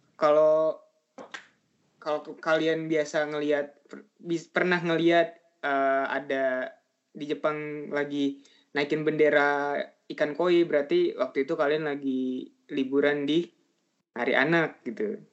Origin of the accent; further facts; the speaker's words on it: Indonesia; Dari Indonesia